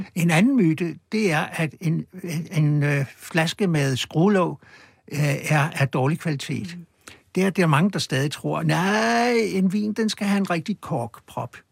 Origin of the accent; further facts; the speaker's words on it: Copenhagen, Capital Region of Denmark, Denmark; på Østerbro, hvor jeg voksede op